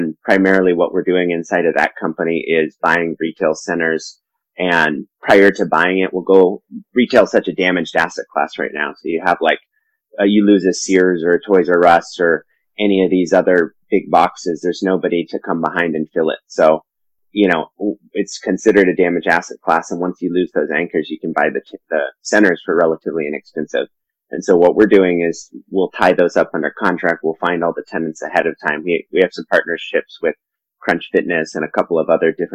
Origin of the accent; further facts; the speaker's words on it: Silicon Valley, California, United States; also born or lived in Colorado; I was born in Colorado, but moved to California before I can remember. I grew up in Silicon Valley